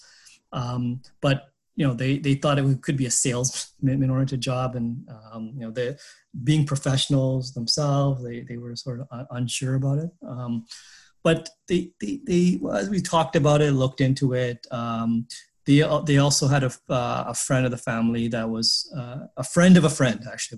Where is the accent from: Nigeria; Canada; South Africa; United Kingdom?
Canada; Montreal, Quebec; moved away as an adult; also born or lived in Pakistan / Toronto / Boston / Singapore; I grew up in Montreal